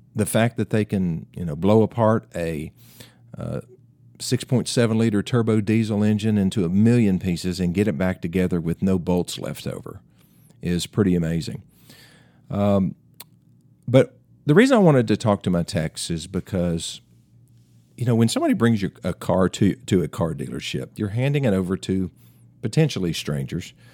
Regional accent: Greeneville, Tennessee, United States; my hometown, Greenville, Tennessee

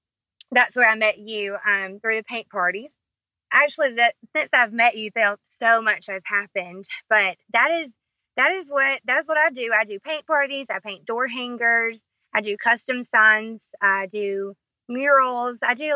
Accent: Brewton, Alabama, United States; I am from Brewton, Alabama, born and raised here. I'm 30 years old

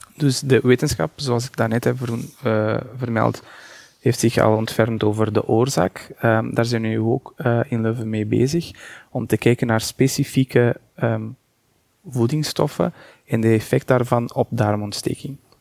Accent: Portugal; Dutch is a second language; moved away as an adult; now in Belgium; Ik ben Portugees en ik ben daar afgestudeerd en ik ben pas in 2010 naar België vertrokken.

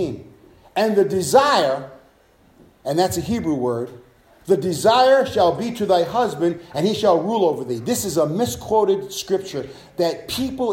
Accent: New York City, New York, United States; I'm from Brooklyn

